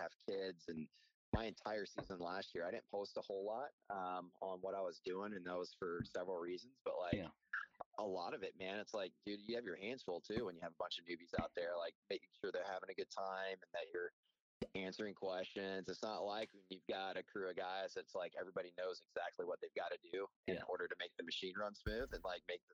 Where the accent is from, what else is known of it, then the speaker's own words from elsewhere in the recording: Northeast Texas, United States; I grew up in Northeast Texas.